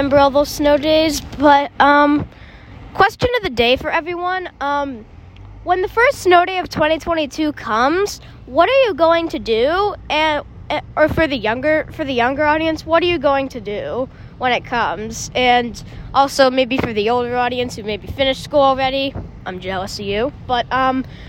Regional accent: Boston, Massachusetts, United States; I would sled at Hines Park, because I grew up in West Roxbury

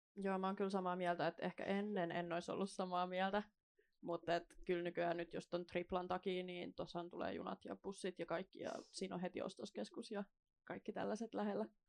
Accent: Kauniainen, Uusimaa, Finland; now in Helsinki, Finland; synnyin siis Helsingissä, niin semmoiset kolme neljä vuotta. Ja sitten muutin äidin kanssa Kauniaisiin.

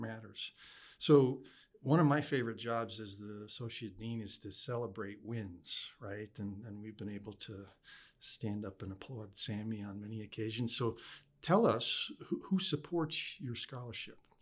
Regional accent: upstate New York, United States; that's home for me

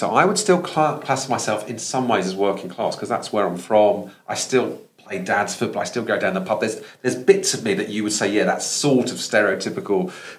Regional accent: London, United Kingdom; accent: Estuary English; So I talked a bit like, because I'm from London, I talked like that a long time ago.

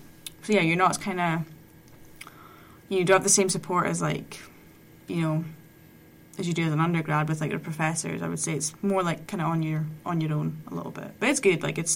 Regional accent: Scotland, United Kingdom

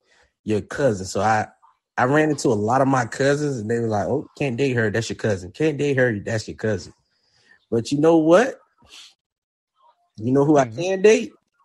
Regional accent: South Florida, United States; a guy from South Florida

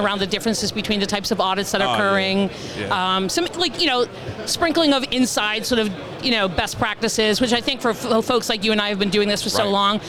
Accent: Boston, Massachusetts, United States; I am from Boston.

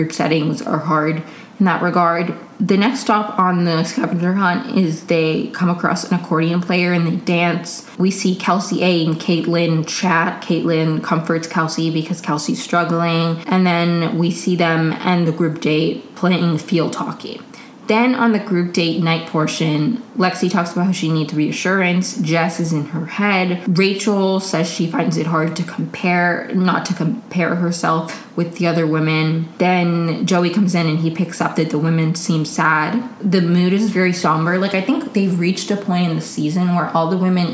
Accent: Maryland, United States; I grew up in Maryland

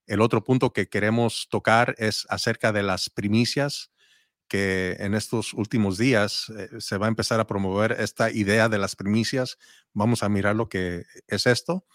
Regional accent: Mexico; yo soy mexicano

